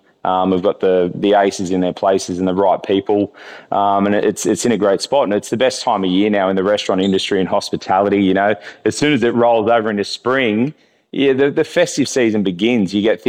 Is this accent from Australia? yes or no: yes; Sydney, New South Wales, Australia; now in Noosa, Australia; coming from Noosa, I hadn't really, like I grew up in Sydney